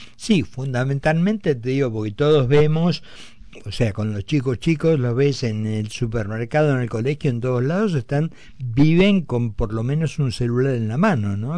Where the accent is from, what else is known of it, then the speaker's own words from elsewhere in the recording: Argentina; me da un orgullo como argentino